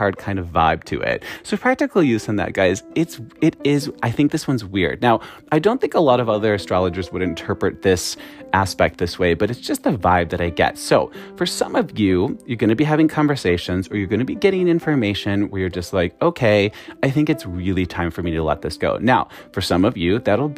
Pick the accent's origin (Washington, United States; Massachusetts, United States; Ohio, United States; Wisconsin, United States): Wisconsin, United States; accent: Wisconsin; everyone was making fun of my Wisconsin accent